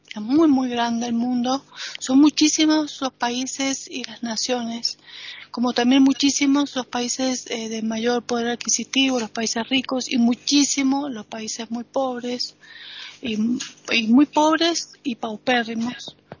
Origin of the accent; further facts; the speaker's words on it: Argentina; now in Spain; como argentina, como latinoamericana, como extranjera